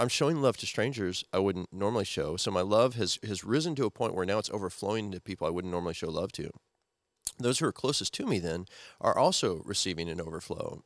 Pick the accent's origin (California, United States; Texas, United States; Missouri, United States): Missouri, United States; moved away; also born or lived in Nebraska; used to live in Missouri and Nebraska in the Midwest when I was growing up